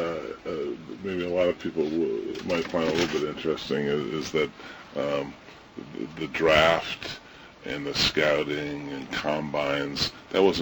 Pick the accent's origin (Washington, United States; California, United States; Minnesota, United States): California, United States; Ohio, Southern; And growing up, being from Ohio, I was a Cleveland Brown fan. Growing up in Southern California, I was an LA Ram fan